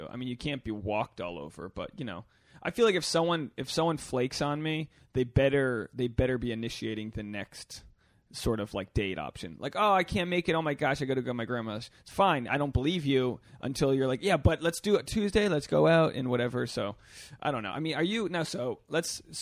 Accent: Ireland; Yeah, I mean I'm a Irish.

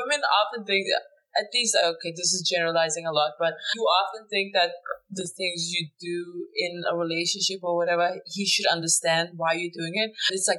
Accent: Denmark; moved away; Yeah, I grew up in Denmark

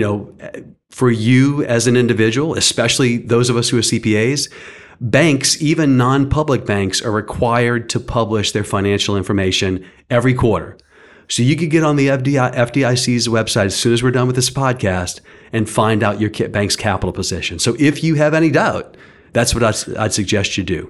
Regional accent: St. Bernard Parish, Louisiana, United States; moved away as an adult; now in Lafayette, United States; I grew up in Saint Bernard Parish

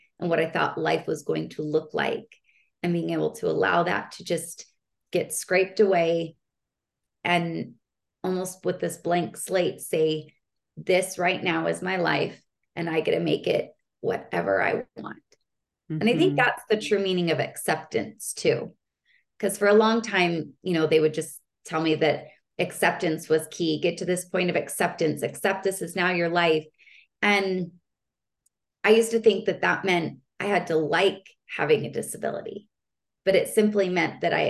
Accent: Utah, United States; moved away as an adult; also born or lived in Palm Springs; I grew up in Utah

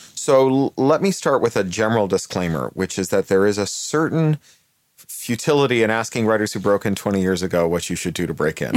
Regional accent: Canada; also born or lived in United Kingdom; now in Los Angeles, United States; I'm Canadian by birth and British by naturalization

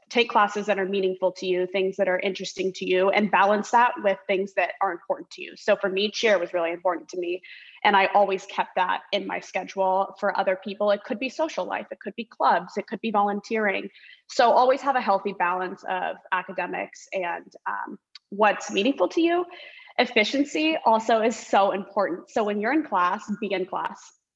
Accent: Orange County, California, United States; moved away as an adult; also born or lived in Los Angeles / Washington, D.C.; I'm originally from Orange County. California

